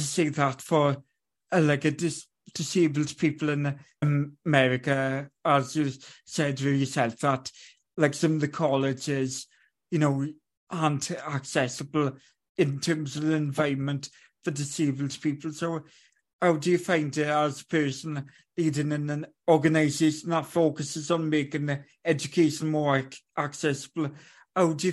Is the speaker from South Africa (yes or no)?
no; United Kingdom; I'm a British person